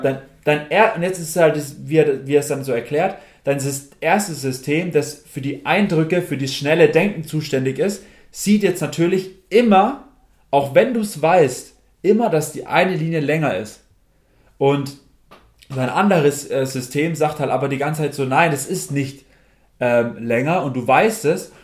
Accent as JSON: {"language": "German", "country": "Germany", "said": "wir vor allem als Deutsche"}